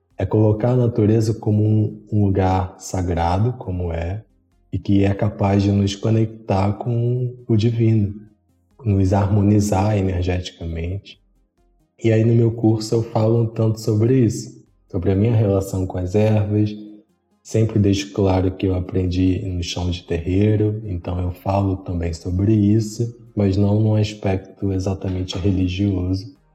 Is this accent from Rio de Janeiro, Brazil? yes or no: yes; Rio de Janeiro, Brazil; sou do Rio de Janeiro